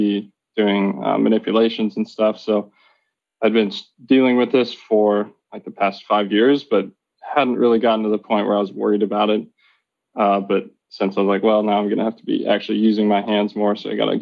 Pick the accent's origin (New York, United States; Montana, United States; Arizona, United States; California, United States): Montana, United States; moved away; I am originally from Montana. So I grew up there, went to school there, Montana State University.